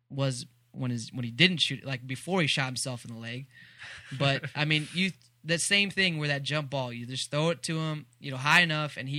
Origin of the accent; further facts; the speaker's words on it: Austin, Texas, United States; moved away; also born or lived in Wichita; I'm from Austin